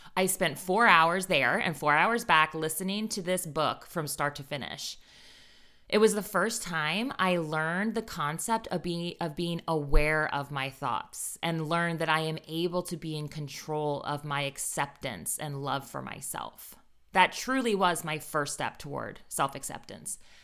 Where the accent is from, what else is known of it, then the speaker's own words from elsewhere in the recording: Northern Virginia, United States; I grew up in Northern Virginia